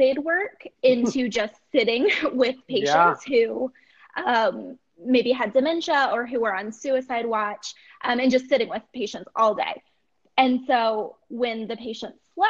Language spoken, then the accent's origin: English; Ohio, United States; I am from Ohio, and I went to Ohio State.